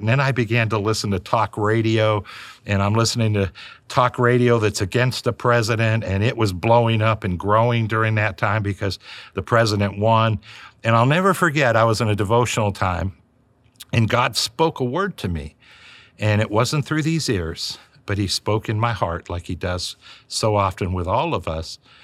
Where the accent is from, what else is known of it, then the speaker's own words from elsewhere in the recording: United States; for all of us Americans